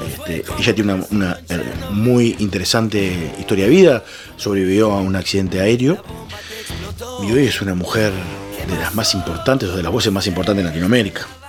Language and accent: Spanish; Florida, Uruguay; moved away as an adult; now in Montevideo, Uruguay; yo soy oriundo de Florida, me vine para Montevideo